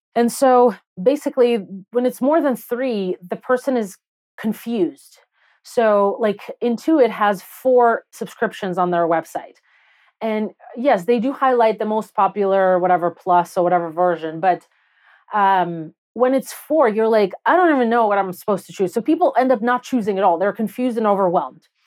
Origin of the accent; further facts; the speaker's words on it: Belarus; English is a second language; moved away as an adult; also born or lived in Soviet Union; now in United States; I grew up in Belarus, and I moved to the U S when I was nineteen.